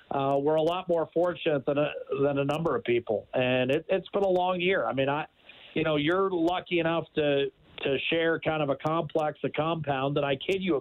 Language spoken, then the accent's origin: English; United States; moved away; I'm American.